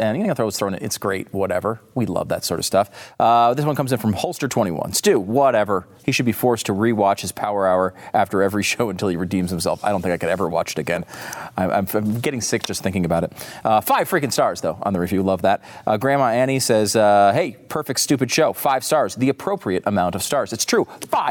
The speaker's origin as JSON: {"language": "English", "region": "Northeast", "country": "United States", "said": "we're both from the Northeast, so maybe this doesn't apply."}